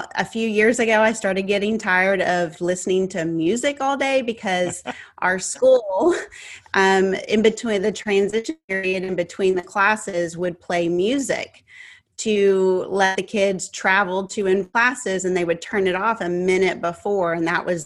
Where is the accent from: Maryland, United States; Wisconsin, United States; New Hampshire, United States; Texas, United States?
Texas, United States; I'm from Texas. I'm a Texas girl, and everything is big here in Texas